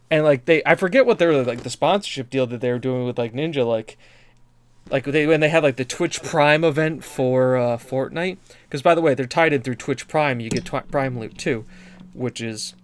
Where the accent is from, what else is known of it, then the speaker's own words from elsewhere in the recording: United States; I'm American